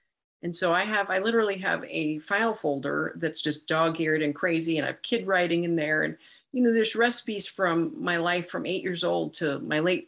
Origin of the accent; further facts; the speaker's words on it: Santa Barbara, California, United States; moved away as an adult; also born or lived in San Diego, California / San Luis Obispo, California / Bay Area, California; now in Indianapolis, United States; I was born in San Diego, grew up in Santa Barbara, California